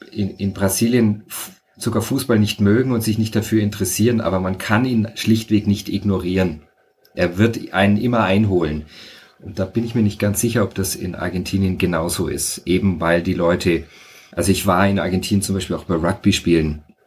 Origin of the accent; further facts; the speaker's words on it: Franconia, Bavaria, Germany; moved away as an adult; also born or lived in Freising / Munich area / Fürth / Rio de Janeiro, Brazil; ich bin eigentlich eher in Franken aufgewachsen, auf dem Land